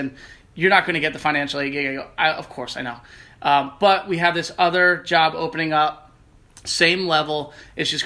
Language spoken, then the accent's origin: English; Jersey Shore, New Jersey, United States; moved away; That's home to me. That's the Jersey Shore.